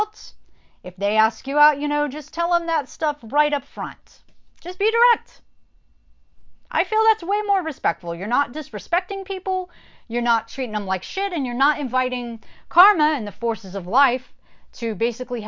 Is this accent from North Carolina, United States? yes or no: yes; North Carolina, United States; growing up in the Christian church in North Carolina